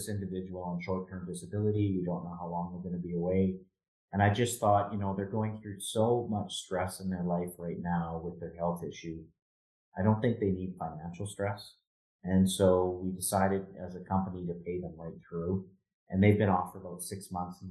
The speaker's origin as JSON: {"language": "English", "town": "Edmonton", "region": "Alberta", "country": "Canada", "tie": "born or raised there", "lives_now": "Calgary, Canada", "said": "I grew up in Edmonton, and I moved to Calgary in 1996."}